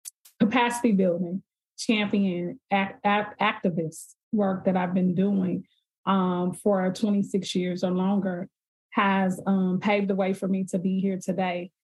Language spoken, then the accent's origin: English; St. Louis, Missouri, United States; I'm from St. Louis, Missouri.